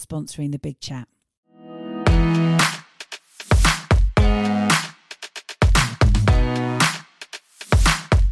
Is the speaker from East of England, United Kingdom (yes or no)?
no; Tunbridge Wells, South East England, United Kingdom; I was born in Tunbridge Wells, grew up in Tunbridge Wells, never left Tunbridge Wells.